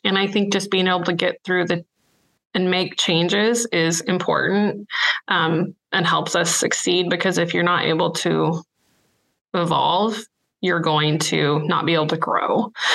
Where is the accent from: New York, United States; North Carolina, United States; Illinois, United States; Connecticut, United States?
Illinois, United States; moved away as an adult; now in Kansas, United States; I'm from Illinois, and I grew up on a grain and livestock farm there